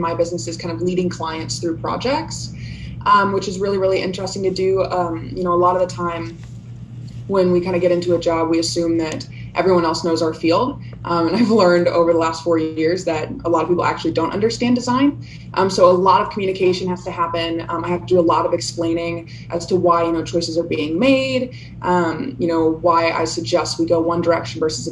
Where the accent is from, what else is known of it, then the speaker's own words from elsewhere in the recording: Kansas City, United States; moved away as an adult; also born or lived in Austin, Texas; now in Wichita, United States; I grew up in right outside of Kansas City, and then right after college, I moved down to Austin, Texas, and was there for about 3 years before moving up here.